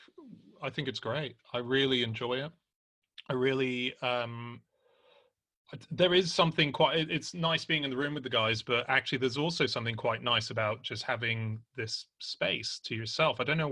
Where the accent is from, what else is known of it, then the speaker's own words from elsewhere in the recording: Australia; Anna's married to an Australian, I'm an Australian